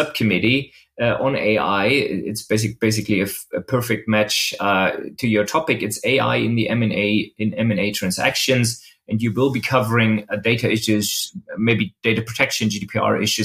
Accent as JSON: {"language": "English", "region": "Berlin", "country": "Germany", "tie": "born or raised there", "said": "a German tech and data lawyer at Helting in Berlin"}